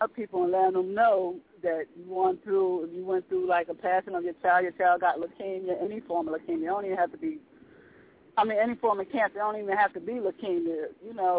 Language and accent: English; Northern New Jersey, United States; I was born and raised in Northern New Jersey